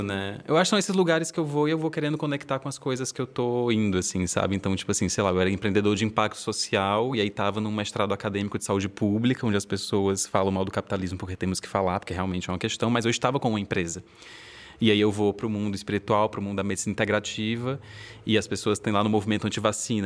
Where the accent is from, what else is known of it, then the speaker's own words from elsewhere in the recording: Fortaleza, Ceará, Brazil; now in Rio de Janeiro, Brazil; Mas eu sou de Fortaleza, estou morando no Rio de Janeiro